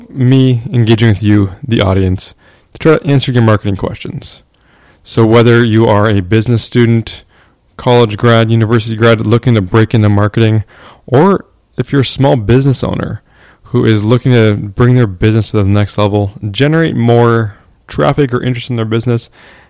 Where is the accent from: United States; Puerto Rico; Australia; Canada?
Canada; I am from Canada